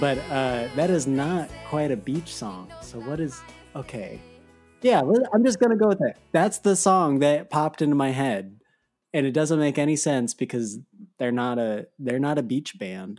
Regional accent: Arizona, United States; I grew up in Arizona

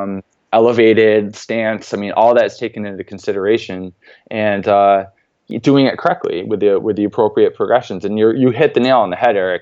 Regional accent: central New York, United States; Coming from a very small town in central New York

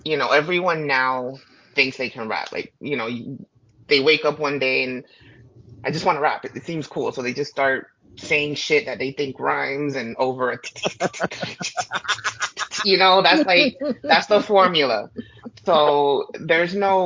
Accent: Florida, United States; I'm from Florida

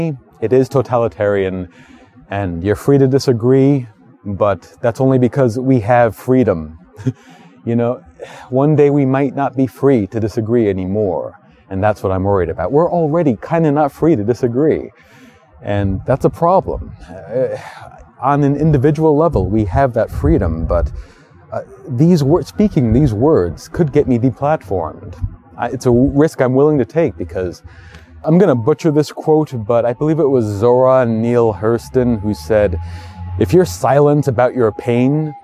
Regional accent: New York City, New York, United States; I've been living in New York all my life. I was born in Brooklyn

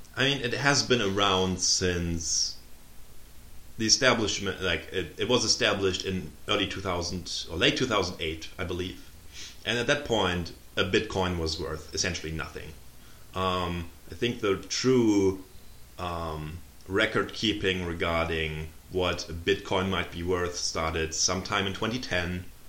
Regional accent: Germany; English is a second language; moved away as an adult; also born or lived in Tampa, Florida / Munich; now in United States; I'm uh, originally born and raised in Germany uh, until age 23, and then I moved to the US

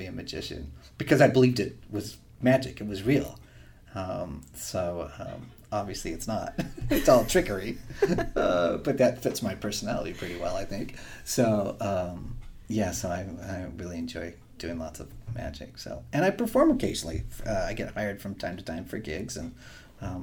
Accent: Eastern Oregon, United States; I grew up in Eastern Oregon

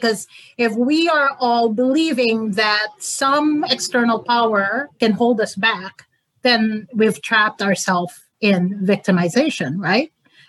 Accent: Philippines; also born or lived in Canada; now in United States; And I came from the Philippines to Canada to the U.S.

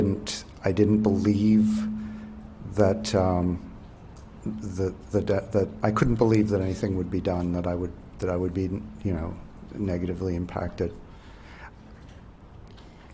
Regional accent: New Brunswick, Canada; I'm from Bayvert, New Brunswick

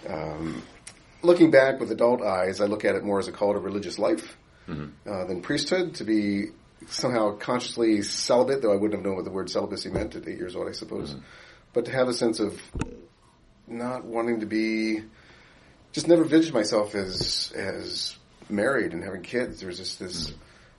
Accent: Baltimore, Maryland, United States; moved away; I grew up in Baltimore, Maryland

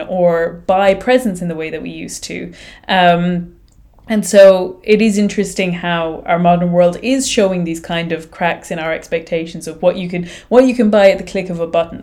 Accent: Ireland; I am Irish

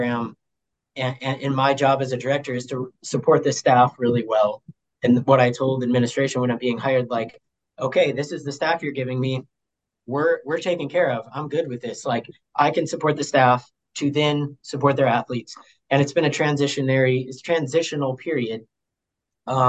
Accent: Sioux Falls, South Dakota, United States; moved away as an adult; now in Jamestown, United States; I'm from Sioux Falls, so, like, I'm from AA. I'm from big school, big city, South Dakota

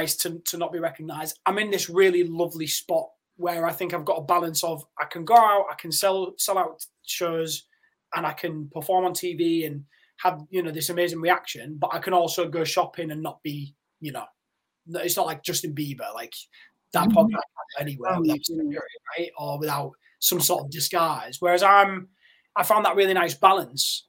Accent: Yorkshire and the Humber, United Kingdom; I had a relatively normal life and was, you know, living in Yorkshire.

